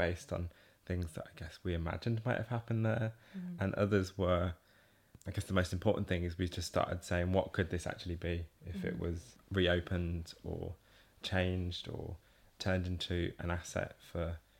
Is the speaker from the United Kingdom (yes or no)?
yes; Burton-on-Trent, West Midlands, United Kingdom; I was from Burton-on-Trent, which is, you know, 30 miles away